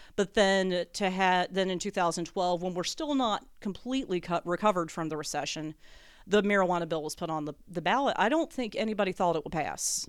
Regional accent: North Carolina, United States; born and raised North Carolina

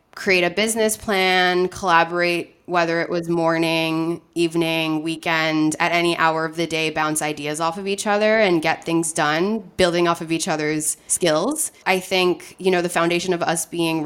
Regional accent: New York, United States; moved away as an adult; also born or lived in California; I'm originally from New York, but I moved to California to go to university

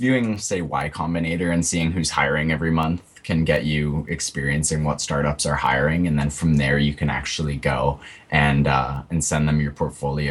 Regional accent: Winnipeg, Manitoba, Canada; I'm from Winnipeg, which is a big place in Canada

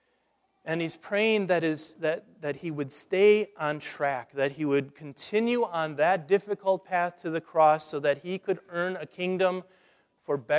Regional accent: Nebraska, United States; growing up in Nebraska

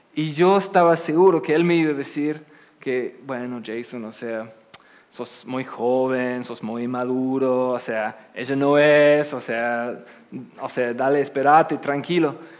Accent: England, United Kingdom; Spanish is a second language; moved away as an adult; also born or lived in Oxford; now in United States; desde mi niñez, yo nací en Inglaterra, después pasé aquí y estoy viviendo aquí en Estados Unidos como casi 12 años

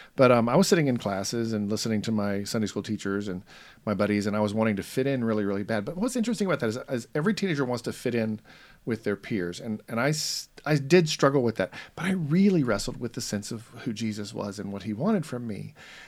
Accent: Roswell, Georgia, United States; I was raised in Atlanta, Georgia, or north of Atlanta, in a little town called Roswell, and I was really proud of that town.

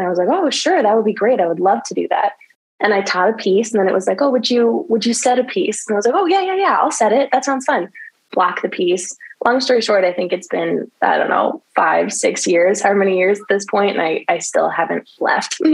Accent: Bay Area, California, United States; also born or lived in Los Angeles; I grew up dancing here in the Bay Area

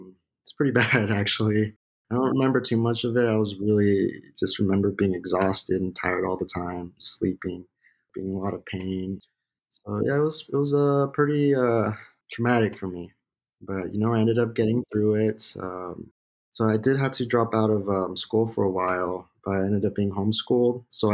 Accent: West Covina, California, United States; I'm originally from West Covina, California

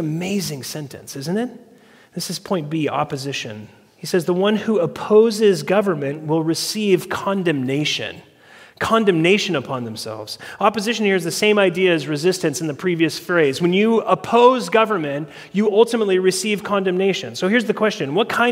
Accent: United States; our country was founded on resistance and revolution

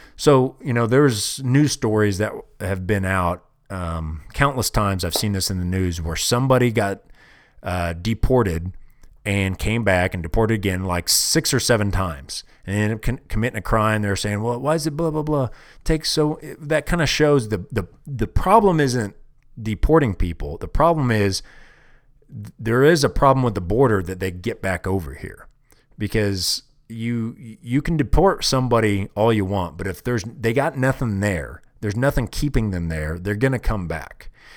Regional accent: Kansas City, Missouri, United States; moved away as an adult; now in Wyoming, United States; I'm proud of being, uh, from Kansas City. That's my hometown

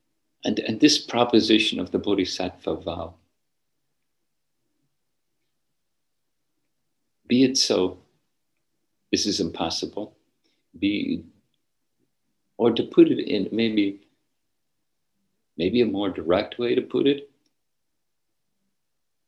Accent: Northern Ireland, United Kingdom; Where I grew up in Northern Ireland, when I was young

